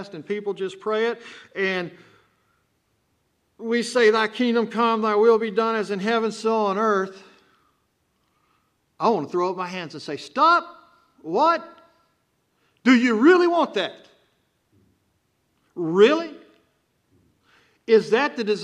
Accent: Texas, United States; accent: Texan; I'm from Texas. I talk like a Texan

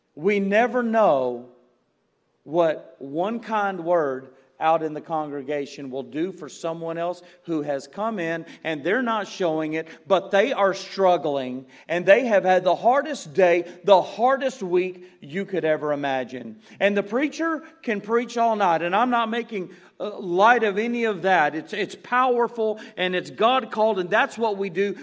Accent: Galena Park, Texas, United States; when I was a kid and growing up in Galena Park, you're by all those refineries and, and plants

